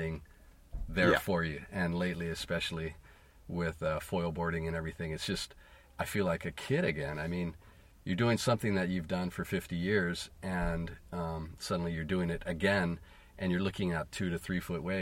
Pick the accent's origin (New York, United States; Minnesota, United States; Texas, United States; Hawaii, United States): Hawaii, United States; I was born in Hawaii and we lived not far from the beach when I was a very small kid